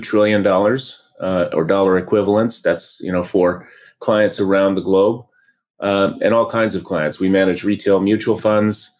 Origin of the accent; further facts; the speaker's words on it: Oregon, United States; grew up in Oregon in a small lumber town